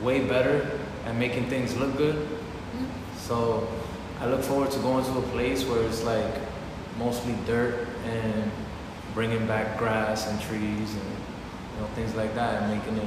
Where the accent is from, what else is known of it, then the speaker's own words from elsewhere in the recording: New York City, New York, United States; also born or lived in Dominican Republic; I'm from Queens. I'm from Corona, Queens